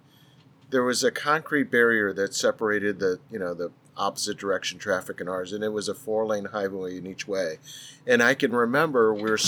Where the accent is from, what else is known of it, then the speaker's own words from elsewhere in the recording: St. Louis, Missouri, United States; I grew up in St. Louis